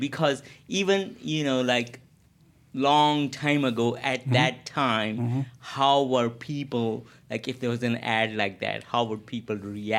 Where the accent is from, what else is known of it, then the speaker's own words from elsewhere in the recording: Pakistan; moved away; as an immigrant myself from Pakistan